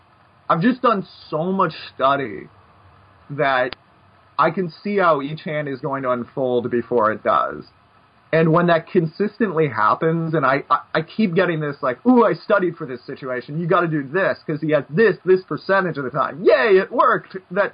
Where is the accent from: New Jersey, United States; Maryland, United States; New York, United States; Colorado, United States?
New York, United States; Brooklyn; It's part of growing up in Brooklyn or something.